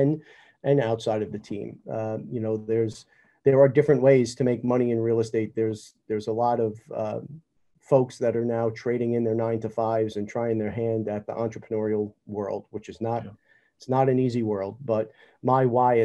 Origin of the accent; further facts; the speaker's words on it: New York, United States; growing up in New York